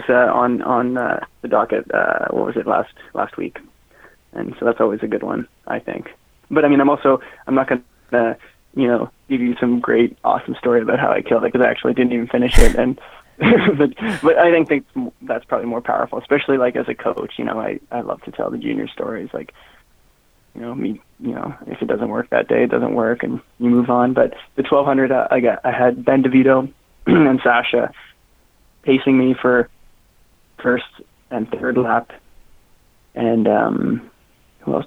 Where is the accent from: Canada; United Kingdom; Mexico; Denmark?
Canada; Newmarket, Ontario; I joined Huskies in grade 12 because I was from the Newmarket Aurora area.